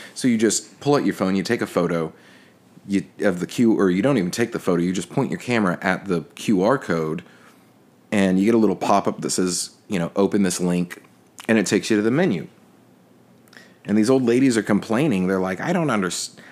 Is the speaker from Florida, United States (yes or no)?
no; Texas, United States; now in New Orleans, United States; as a Texan in Texas, we have this thing called Tex Mex